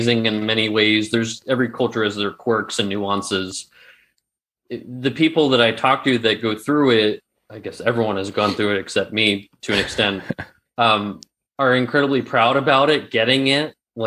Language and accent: English; San Francisco, California, United States; moved away as an adult; also born or lived in Arizona; now in Berlin, Germany; I grew up in Northern California in the SF Bay Area.